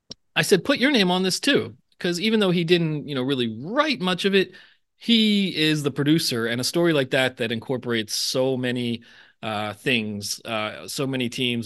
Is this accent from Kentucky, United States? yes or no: no; Philadelphia, Pennsylvania, United States; Yeah, I grew up in the area, and I'm not very good at doing it, but yeah, there's definitely a kind of elongated vowel sound.